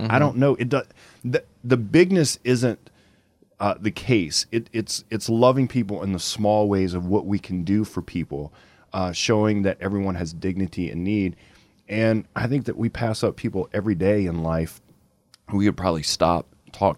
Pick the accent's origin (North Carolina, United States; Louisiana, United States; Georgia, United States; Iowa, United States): Louisiana, United States; Lafayette; from Lafayette, Louisiana, my hometown